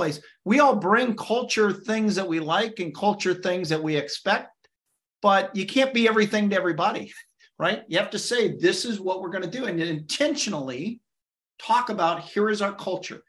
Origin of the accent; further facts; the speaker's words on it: Illinois, United States; moved away; I'm originally from Illinois, so I know Chicago really well